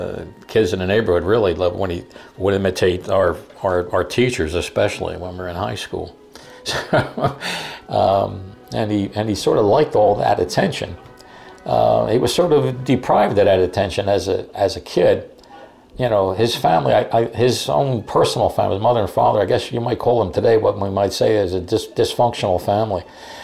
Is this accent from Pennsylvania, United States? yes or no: yes; Philadelphia, Pennsylvania, United States; Our parents hailed from Naples, Italy for the most part. We were born and raised in South Philadelphia, went to Catholic elementary schools, Catholic high school. I graduated in 1964